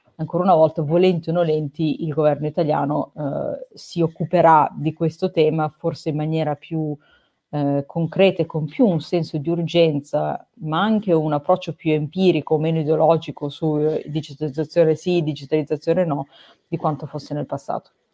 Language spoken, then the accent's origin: Italian; Italy; moved away as an adult